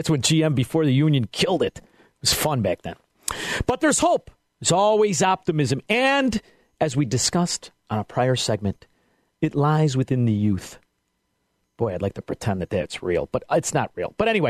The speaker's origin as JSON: {"language": "English", "town": "Melrose Park", "region": "Illinois", "country": "United States", "said": "I am from Melrose Park, and we didn't have too many Laufs."}